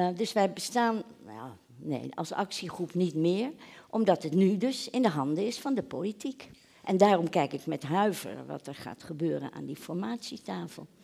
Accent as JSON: {"language": "Dutch", "town": "The Hague", "region": "South Holland", "country": "Netherlands", "said": "ik kom uit Den Haag"}